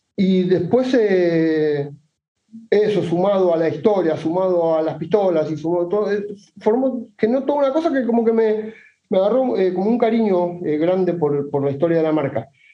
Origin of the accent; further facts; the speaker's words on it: Buenos Aires, Argentina; de Buenos Aires, Argentina